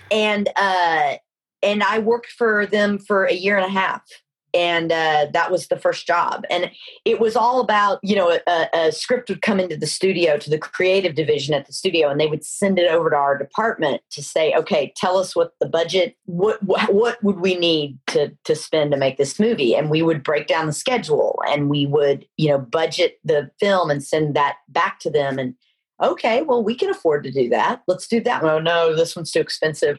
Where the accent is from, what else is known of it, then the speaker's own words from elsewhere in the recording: Dallas, Texas, United States; moved away as an adult; also born or lived in Los Angeles; I grew up in Dallas, Texas